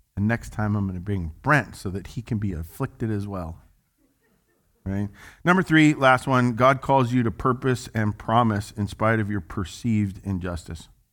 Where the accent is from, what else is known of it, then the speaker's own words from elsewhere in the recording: Little Rock, Arkansas, United States; as we would say in the South, 'cause I'm from Little Rock, Arkansas